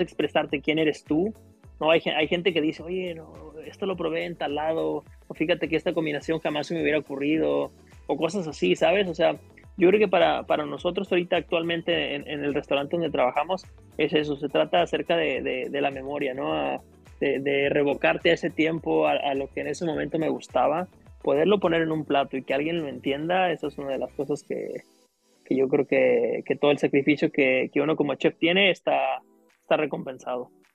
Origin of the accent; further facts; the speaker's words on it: El Grullo, Jalisco, Mexico; now in Los Cabos, Mexico; Yo soy originario de, del Grullo, Jalisco, es de un pequeño pueblo ahí en, en, Jalisco, muy cerca de Guadalajara, como un par de horas, ¿no? Ahí, ahí crecí, ahí estuve viviendo mi niñez